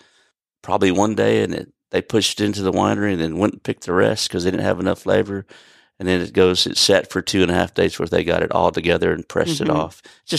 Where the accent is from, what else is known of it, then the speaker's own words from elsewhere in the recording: California, United States; They planted stuff down there in the early 2000s, late 90s that we grew up in Sonoma County.